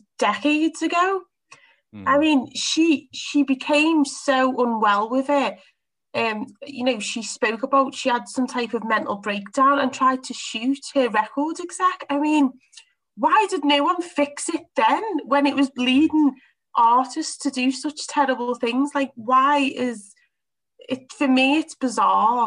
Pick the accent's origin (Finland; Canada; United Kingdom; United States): United Kingdom; Liverpool, North West England; I'm from Liverpool. We're quite tough people